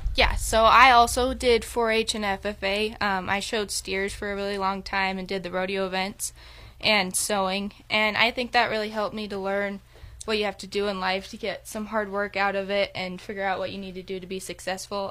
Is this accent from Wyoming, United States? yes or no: yes; Veteran, Wyoming, United States; I'm from Veteran, Wyoming. I lived in Goshen County my entire life.